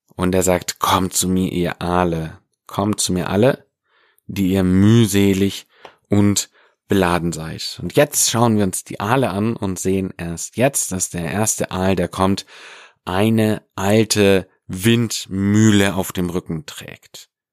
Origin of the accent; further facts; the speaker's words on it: Swabia, Germany; im Schwabenland, da wo ich herkomme